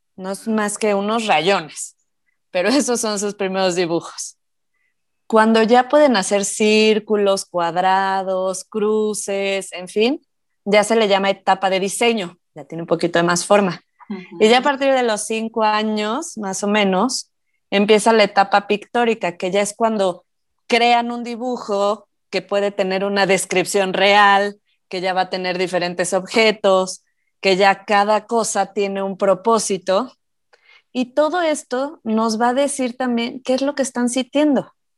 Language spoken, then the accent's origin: Spanish; Morelia, Michoacán, Mexico; moved away; yo me acuerdo cuando era chiquita, digo, yo soy de provincia, yo soy de Morelia, entonces, me acuerdo perfecto que podíamos salir a jugar con mis primos